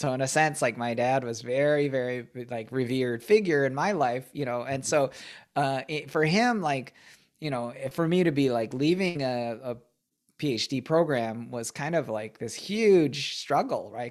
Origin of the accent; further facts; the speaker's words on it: Michigan, United States; I, I grew up in Michigan